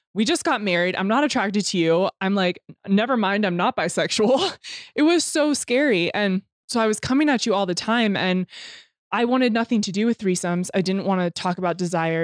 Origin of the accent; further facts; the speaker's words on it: Temecula, California, United States; moved away; I came from Temecula, which dirt biking and motocross and all that stuff is huge there